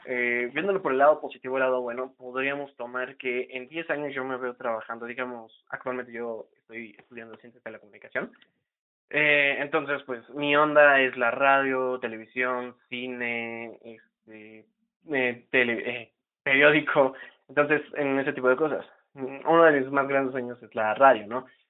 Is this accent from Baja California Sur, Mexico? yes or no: no; Huauchinango, Puebla, Mexico; now in Tlaxcala, Mexico; en mi pueblito, de donde yo vengo, porque actualmente estoy viviendo en Tlaxcala, yo radico en Tlaxcala, capital este, aquí ya hay fibra óptica, ¿no? No tengo el dato exacto de hace cuánto ya está la fibra óptica aquí, pero digamos en mi pueblito Huauchinango